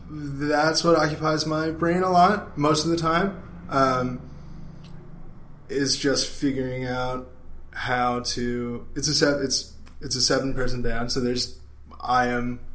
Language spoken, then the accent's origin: English; Lancaster, Pennsylvania, United States; I am from Lancaster, Pennsylvania.